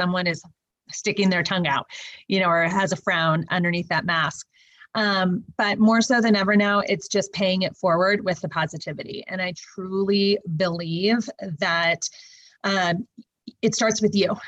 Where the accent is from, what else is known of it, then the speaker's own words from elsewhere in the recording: California, United States; because I'm from California